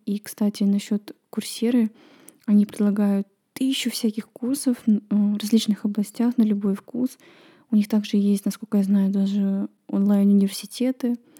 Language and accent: Russian; Estonia; В нашей стране все усложняется тем, что надо знать эстонский